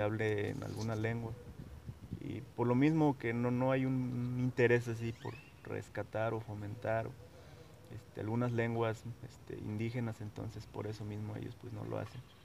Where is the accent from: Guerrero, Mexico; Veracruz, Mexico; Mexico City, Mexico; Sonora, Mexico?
Veracruz, Mexico; Huasteca region of; first language Nahuatl; Spanish is a second language; soy nahuablante eh, de la, eh, del estado de Veracruz, de la zona huasteca veracruzana